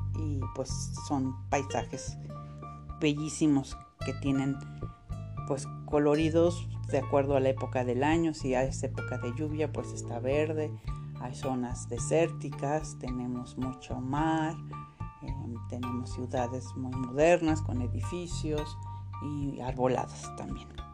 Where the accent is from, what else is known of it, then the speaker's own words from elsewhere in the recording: Mexico; somos mexicanos o mexicanas